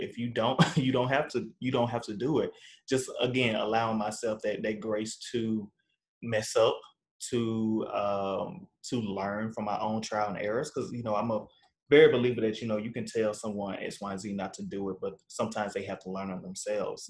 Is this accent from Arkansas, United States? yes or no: yes; Arkansas, United States; now in Northbrook, United States; I'm originally from Arkansas, born and raised